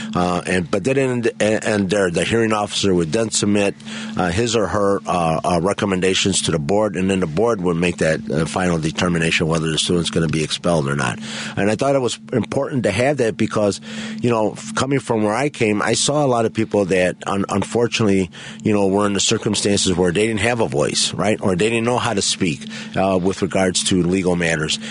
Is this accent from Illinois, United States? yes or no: yes; Chicago, Illinois, United States; I grew up in the Pilsen Bridgeport neighborhood